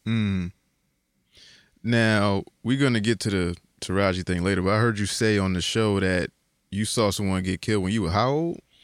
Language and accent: English; Bridgeport, Connecticut, United States; Because I grew up in the Terrace maybe like, I, I, I lived there to maybe I was like three or four. They knocked my building down. and then we moved to Sunshine.